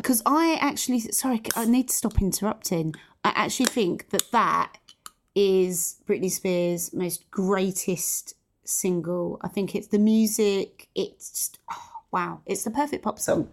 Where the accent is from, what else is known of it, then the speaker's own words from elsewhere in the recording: London, United Kingdom; we are from East London